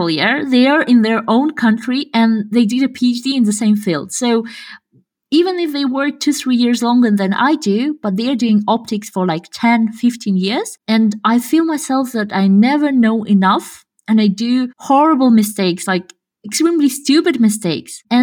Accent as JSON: {"language": "English", "country": "Kazakhstan", "second_language": "English", "said": "English accent is quite like you cannot tell that I'm from Kazakhstan."}